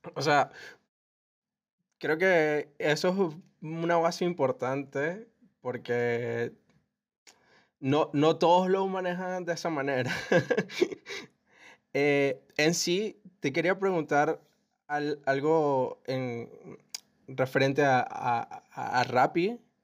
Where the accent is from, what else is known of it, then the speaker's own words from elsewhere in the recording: Valencia, Carabobo, Venezuela; yo que soy de Valencia